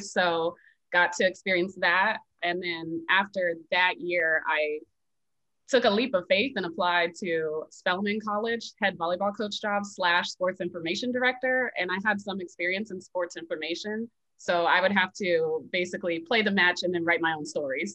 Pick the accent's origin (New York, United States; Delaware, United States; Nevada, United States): Nevada, United States; Las Vegas; moved away as an adult; also born or lived in Baltimore; I'm originally from Las Vegas, Nevada